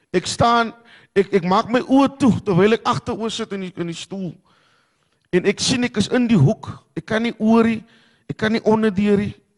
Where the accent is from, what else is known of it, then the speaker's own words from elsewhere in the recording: Cape Town, Western Cape, South Africa; ek is van die Kaapse vlakte